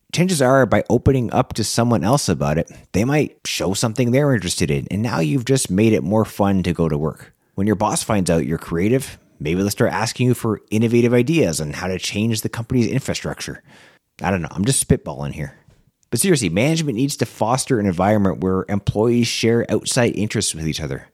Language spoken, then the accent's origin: English; Canada; as a Canadian